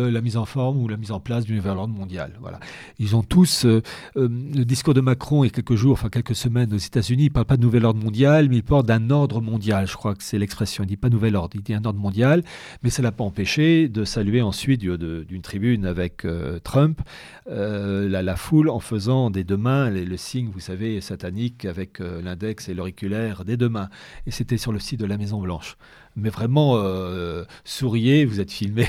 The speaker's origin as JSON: {"language": "French", "country": "France", "said": "on est français mais aussi européen"}